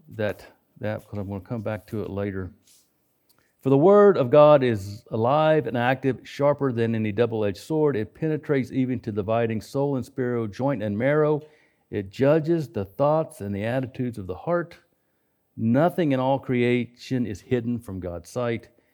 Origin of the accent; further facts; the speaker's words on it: West Virginia, United States; I grew up in West Virginia